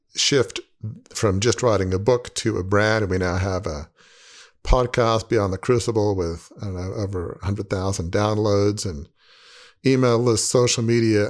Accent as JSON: {"language": "English", "country": "Australia", "moved": "yes", "said": "I'm from Australia"}